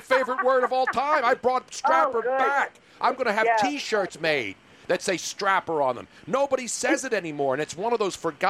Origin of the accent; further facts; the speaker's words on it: Philadelphia, Pennsylvania, United States; I'm Italian and from South Philly.